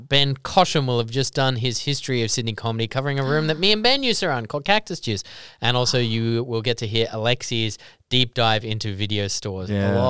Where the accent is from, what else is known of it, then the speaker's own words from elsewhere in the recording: Netherlands; It definitely happened to me like growing up in Holland.